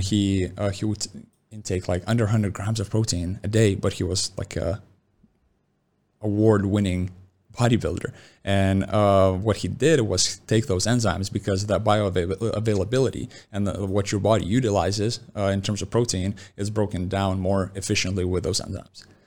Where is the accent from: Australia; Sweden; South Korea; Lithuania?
Lithuania; moved away; born and raised in Lithuania